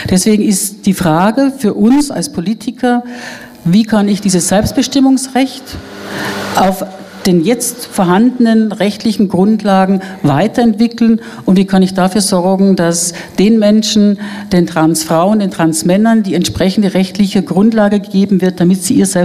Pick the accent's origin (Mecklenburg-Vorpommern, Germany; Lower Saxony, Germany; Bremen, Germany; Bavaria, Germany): Bavaria, Germany; Ich komme auch noch gut erinnern, ich bin in Bayern groß geworden.